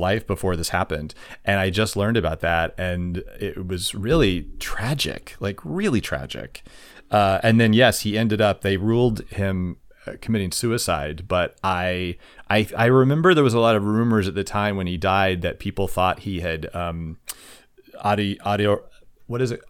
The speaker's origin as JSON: {"language": "English", "region": "Kansas", "country": "United States", "tie": "born or raised there", "said": "that was my home state"}